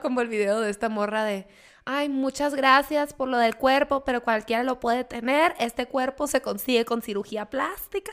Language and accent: Spanish; Mexicali, Baja California, Mexico; moved away; yo soy oriunda de Mexicali, soy por ende cachanilla.